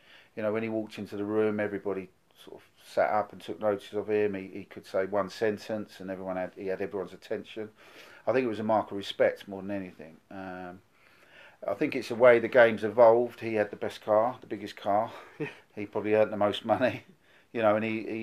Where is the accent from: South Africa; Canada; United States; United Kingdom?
United Kingdom; Witham, East of England; I grew up in Witham